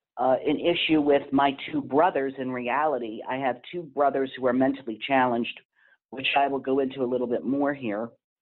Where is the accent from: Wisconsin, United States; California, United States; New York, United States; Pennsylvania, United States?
Pennsylvania, United States; Easton; where we moved from where I was born and raised at in Easton, Pennsylvania, to up in the Pocono area, lived in a town called Ackermanville